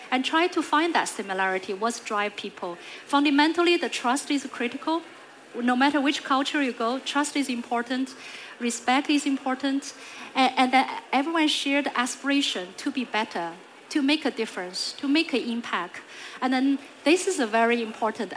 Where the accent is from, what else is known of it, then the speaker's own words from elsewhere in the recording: China; moved away; I grew up in China